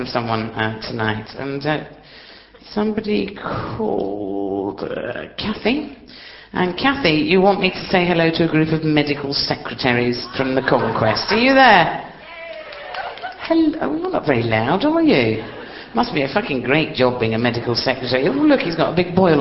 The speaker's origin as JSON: {"language": "English", "town": "Hastings", "region": "South East England", "country": "United Kingdom", "said": "I'm from Hastings, me"}